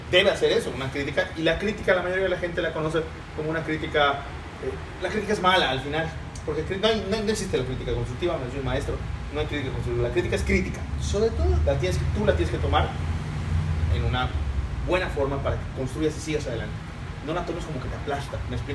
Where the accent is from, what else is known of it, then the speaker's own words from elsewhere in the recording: Mexico; Y como mexicano soy el primero a hacerlo, creo.